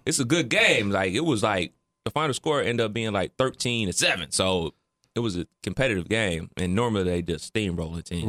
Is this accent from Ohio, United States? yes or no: yes; Ohio, United States; growing up in the Midwest, especially Ohio